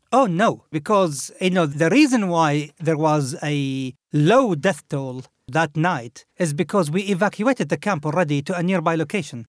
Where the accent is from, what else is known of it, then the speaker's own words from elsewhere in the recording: Khobar, Eastern Province, Saudi Arabia; moved away; this was in a Khubar, in my hometown